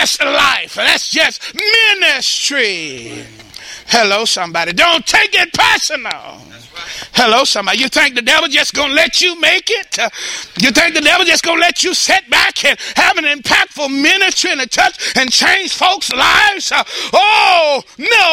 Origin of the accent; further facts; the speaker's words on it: Dallas, Texas, United States; I was born in South Dallas